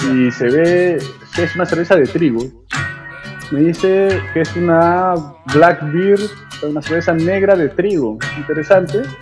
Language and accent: Spanish; Cuba; Vamos a sobrevivir, soy cubano, loco.